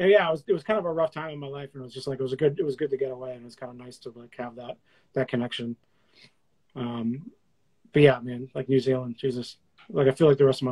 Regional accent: Boston, Massachusetts, United States; I'm like, yeah, I'm from Boston. I'm living in Boston.

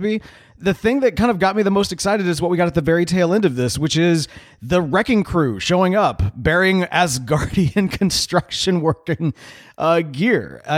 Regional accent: Houston, Texas, United States; And I know I shouldn't say this because I'm like from Houston

